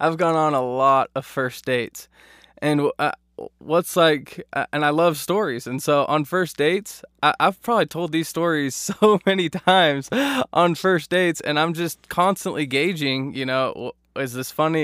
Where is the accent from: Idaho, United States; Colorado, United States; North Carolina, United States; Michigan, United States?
Idaho, United States; Eagle; I grew up in Idaho in the Boise area, Eagle specifically